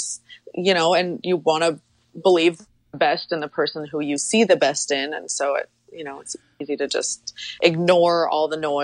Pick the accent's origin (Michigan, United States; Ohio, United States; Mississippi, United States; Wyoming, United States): Wyoming, United States; I grew up in Wyoming on a ranch in very, very rural Wyoming.